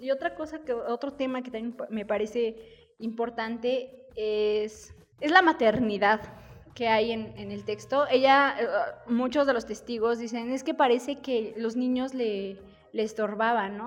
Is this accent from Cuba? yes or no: no; Mexico; nosotros eh, como mexicanos